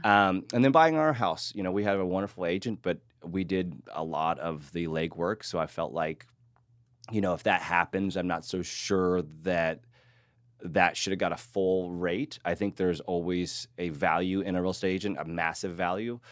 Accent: Hays, Kansas, United States; moved away as an adult; now in Austin, United States; I grew up in Kansas, like you were saying, a small town, and I was a big fish in a small town, which I loved. Actually, it was Hays, Kansas

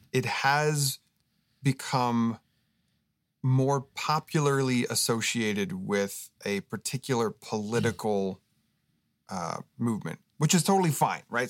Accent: Oregon, United States; now in Southern California, United States; I grew up in Oregon

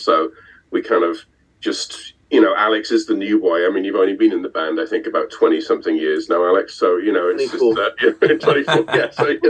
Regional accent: Haverfordwest, Wales, United Kingdom; moved away; I'm originally from Hereford West, where Steve lives now, which is where I went to school with Jim and Paul, who were both obviously in … as well. So the three of us came from sort of West Wales.

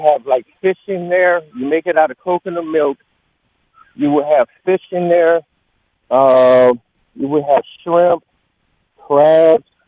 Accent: Honduras; moved away; I'm originally from Honduras

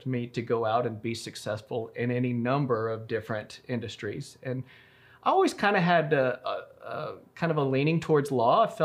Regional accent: Roswell, New Mexico, United States; also born or lived in Waco, Texas; I'm from Roswell originally, born and raised.

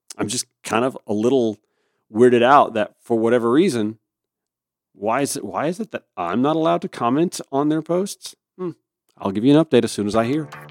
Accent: Augusta, Georgia, United States; my hometown of Augusta, Georgia

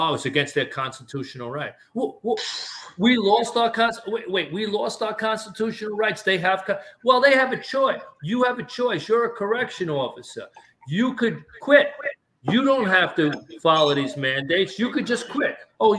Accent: New York City, New York, United States; I grew up in Brooklyn

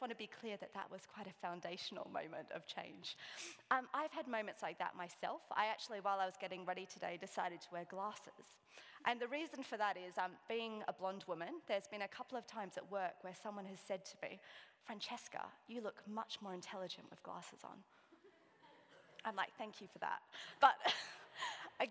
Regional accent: Sydney, New South Wales, Australia; I'm from Sydney.

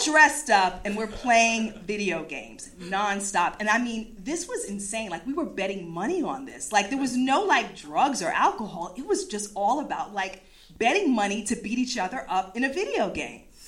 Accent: East Coast, United States; I'm from the East Coast

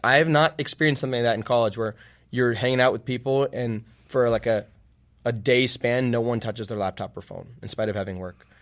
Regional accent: Virginia, United States; now in Champaign, United States; I'm from Virginia.

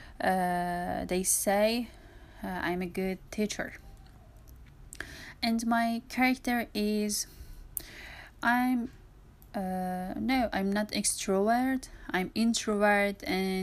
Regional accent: Tehran, Tehran Province, Iran; English is a second language; I'm from Tehran, east of the Tehran

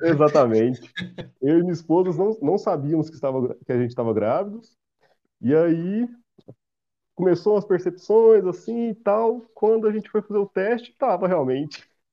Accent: Silvânia, Goiás, Brazil; eu sou de Silvânia

